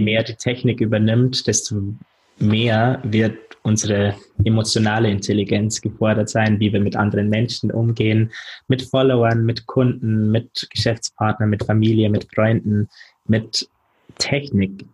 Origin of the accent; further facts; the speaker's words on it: Germany; also born or lived in London; wieder in meiner Heimatstadt Fuß fassen